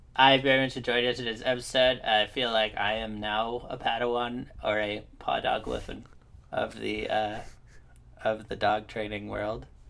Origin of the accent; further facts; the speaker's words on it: near Vermont, New York, United States; I grew up in like next to Vermont. Like I was in New York